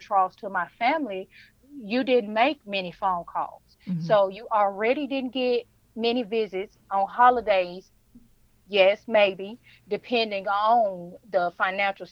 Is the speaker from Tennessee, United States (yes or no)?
yes; Memphis, Tennessee, United States; now in Ash Flat, United States; I am originally from Memphis, Tennessee, but I live in Arkansas right now in Ash Flat